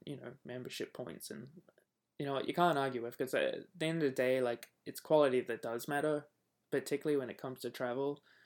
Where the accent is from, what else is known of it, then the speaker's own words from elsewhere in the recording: Australia; moved away; being Australian